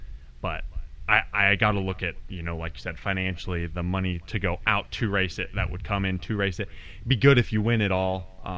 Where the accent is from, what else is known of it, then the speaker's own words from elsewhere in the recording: Colorado Springs, Colorado, United States; now in Florida, United States; Colorado Springs, Colorado.